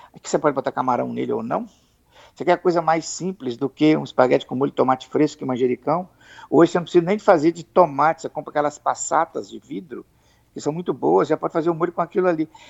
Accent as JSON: {"language": "Portuguese", "region": "Espírito Santo", "country": "Brazil", "said": "como nós somos capixabas"}